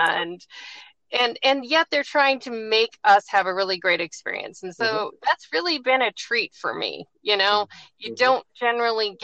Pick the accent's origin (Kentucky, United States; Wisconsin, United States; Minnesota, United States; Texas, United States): Wisconsin, United States; Chippewa Falls; moved away as an adult; also born or lived in Madison, Wisconsin / Atlanta, Georgia; now in Virginia, United States; I grew up in West Central Wisconsin, a little town called Chippewa Falls.